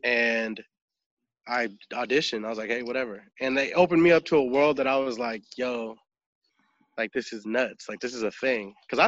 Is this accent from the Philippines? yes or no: yes; Philippines; I'm Filipino, so if you have a little bit of rhythm in the Filipino family, they call you out every party